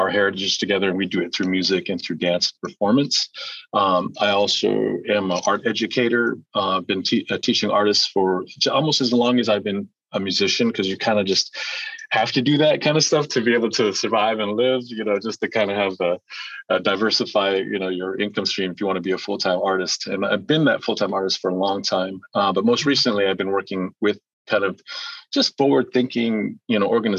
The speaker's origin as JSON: {"language": "English", "region": "southwestern Alaska", "country": "United States", "tie": "born or raised there", "first_language": "Central Yupik", "second_language": "English", "moved": "as an adult", "lives_now": "Juneau, United States", "said": "I'm from a small community in southwestern Alaska."}